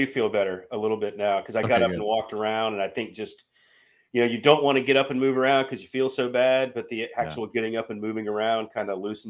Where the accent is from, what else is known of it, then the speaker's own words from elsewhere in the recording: Charlotte, North Carolina, United States; Well, here's the thing. Growing up in Charlotte.